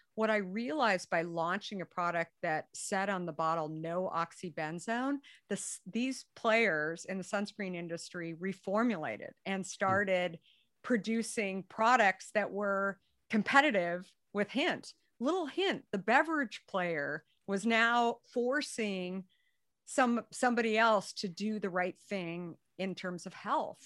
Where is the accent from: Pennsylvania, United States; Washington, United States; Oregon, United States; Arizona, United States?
Arizona, United States; being a redhead, growing up in Arizona